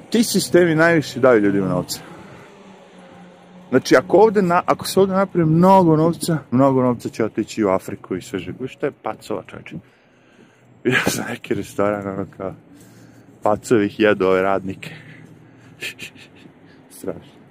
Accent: Serbia; now in United States; Ja ovde sad, da dođem u Ameriku kao Srbin i imam pravo da radim.

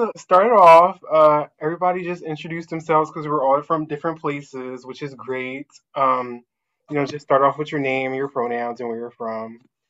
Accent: Philadelphia, Pennsylvania, United States; I use he/him or any pronouns, but usually he/him. And I'm from Philly

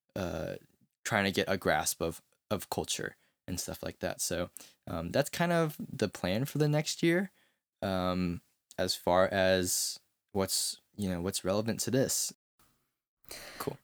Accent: United States; growing up as an American

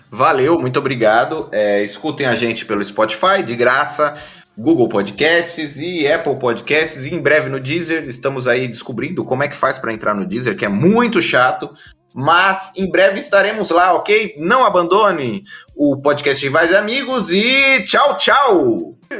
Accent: Brazil; a gente é brasileiro

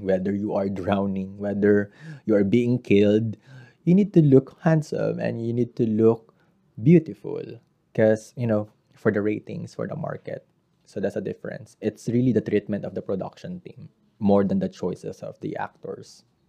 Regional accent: Central Luzon, Philippines; I am from Bulacan

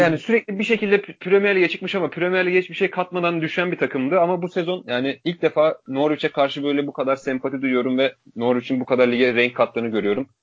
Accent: Turkey; Türk Türküz

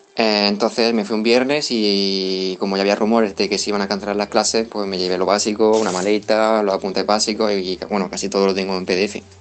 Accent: Caravaca de la Cruz, Region of Murcia, Spain; also born or lived in Cartagena; Yo soy de Caravaca de la Cruz, que está un poco lejos de Cartagena

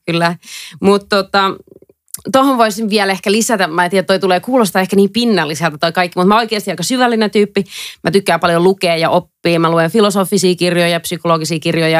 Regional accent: Helsinki, Uusimaa, Finland; moved away as an adult; also born or lived in England / Dublin; Mä oon suomenruotsalainen. Mä oon alun perin Helsingistä.

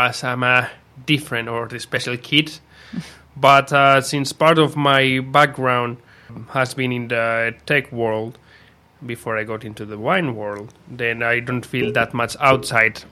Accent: Spain; now in Finland; I'm from Spain, 28

